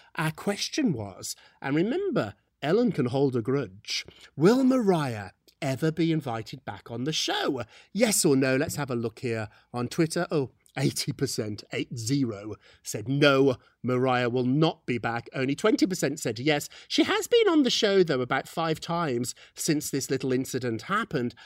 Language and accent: English; United Kingdom; moved away; We're British